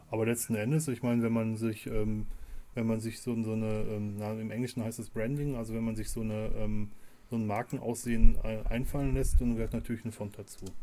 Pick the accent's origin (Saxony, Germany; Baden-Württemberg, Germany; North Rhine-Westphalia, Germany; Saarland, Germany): North Rhine-Westphalia, Germany; dahin, erstmal, weil es in meiner Heimat ist